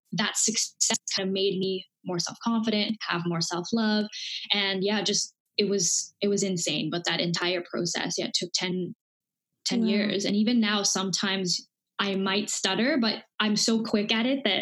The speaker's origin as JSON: {"language": "English", "region": "Dubai", "country": "United Arab Emirates", "tie": "born or raised there", "also_born_or_lived": "India", "said": "I grew up in Dubai, born in India, grew up in Dubai"}